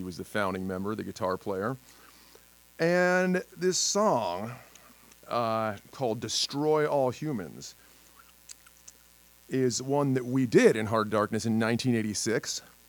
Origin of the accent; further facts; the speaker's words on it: State College, Pennsylvania, United States; State College, Pennsylvania, my hometown